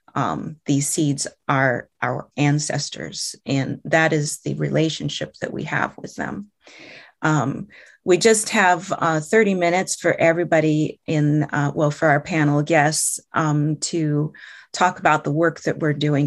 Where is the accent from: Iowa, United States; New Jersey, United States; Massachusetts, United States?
Iowa, United States; central; I am from the Meskwaki tribe. Uh, our our community is located in central air, uh, in central Iowa